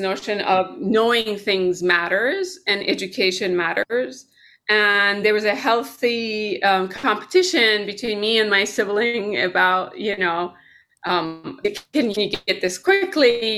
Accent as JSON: {"language": "English", "town": "Tehran", "region": "Tehran Province", "country": "Iran", "tie": "born or raised there", "moved": "yes", "lives_now": "United States", "said": "I was born here, but predominantly I grew up in Tehran, Iran"}